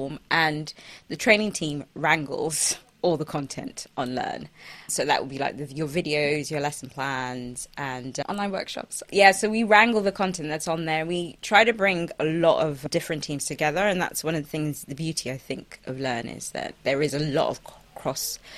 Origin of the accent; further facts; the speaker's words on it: Kaduna, Kaduna State, Nigeria; I come from Kaduna, Nigeria